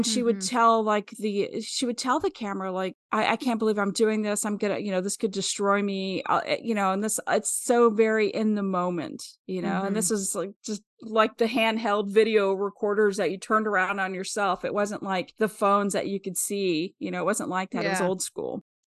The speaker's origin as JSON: {"language": "English", "town": "Wellsville", "region": "Kansas", "country": "United States", "tie": "born or raised there", "said": "she's from my hometown, and I feel like I missed out on a possible friend. She's from Wellsville, Kansas, which is about 20 miles outside of Kansas City."}